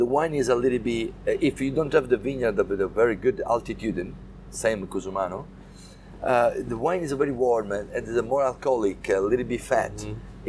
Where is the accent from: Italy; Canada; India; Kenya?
Italy; Sicily; English is a second language; I am Sicilian